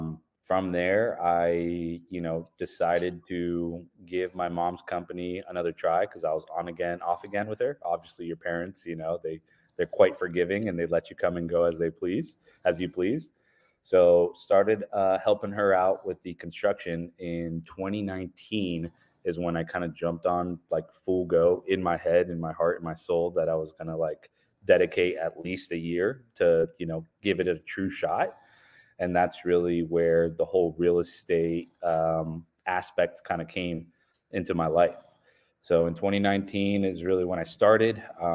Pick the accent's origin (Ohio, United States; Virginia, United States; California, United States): Ohio, United States; Richwood; also born or lived in Colombia; So yeah, I was born in Colombia, South America. We immigrated to the States in 1999, went to a small town called Richwood, Ohio. It is very rural, about two, maybe three stoplights type of town, very Midwestern country, and then moved to Delaware, Ohio